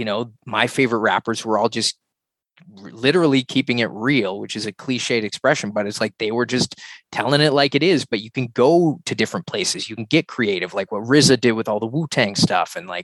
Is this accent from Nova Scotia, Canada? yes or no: yes; Halifax, Nova Scotia, Canada; my hometown where I grew up in Halifax, Nova Scotia, on the East Coast